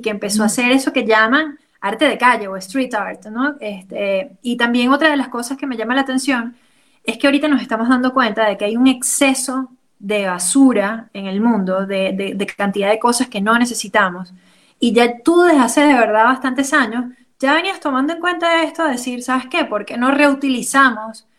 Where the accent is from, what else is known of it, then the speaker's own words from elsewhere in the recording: Venezuela; como venezolanos